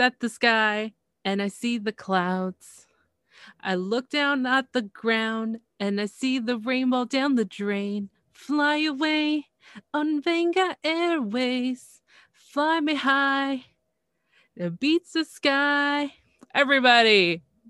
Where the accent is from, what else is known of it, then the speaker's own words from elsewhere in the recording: Canada; I'm from Canada